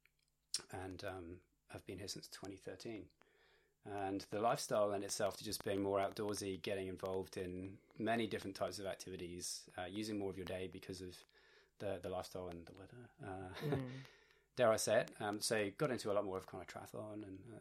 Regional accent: Bristol, South West England, United Kingdom; moved away as an adult; also born or lived in Manchester; now in Newcastle, Australia; born and raised in Bristol

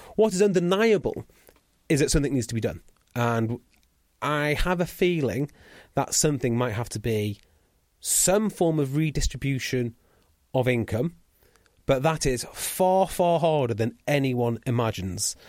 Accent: Welsh, Wales, United Kingdom; I'm Welsh

